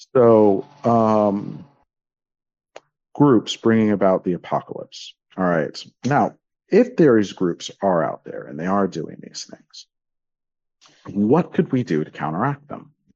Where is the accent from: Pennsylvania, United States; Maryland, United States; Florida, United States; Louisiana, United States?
Florida, United States; Miami; when I grew up in Miami.